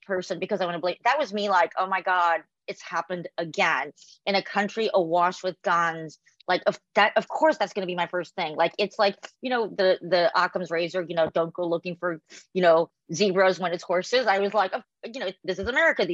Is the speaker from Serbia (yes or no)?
no; South Korea; now in United States; I'm from South Korea, we celebrate Lunar New Year